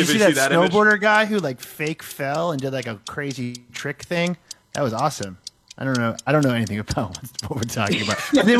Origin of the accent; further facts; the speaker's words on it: Massachusetts, United States; I'm from Massachusetts.